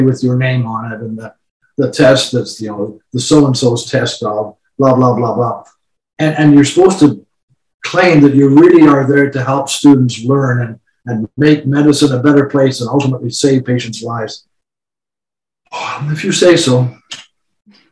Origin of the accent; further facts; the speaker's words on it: Winnipeg, Manitoba, Canada; I was born in Winnipeg in 1944